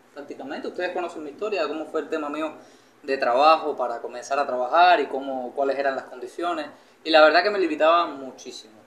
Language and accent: Spanish; Cuba; moved away as an adult; now in Mexico; siendo cubano